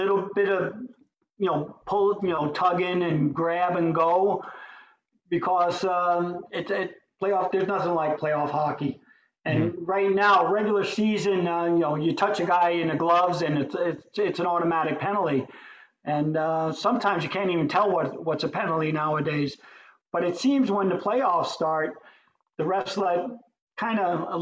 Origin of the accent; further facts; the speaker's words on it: New York City, New York, United States; When I was growing up in New York, we had Sky Rink, which was down a block from Madison Square Garden